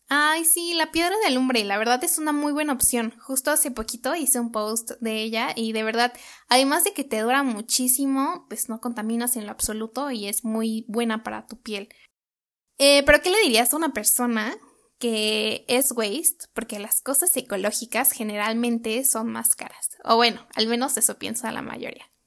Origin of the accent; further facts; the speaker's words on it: Mexico; moved away; nosotros como mexicanos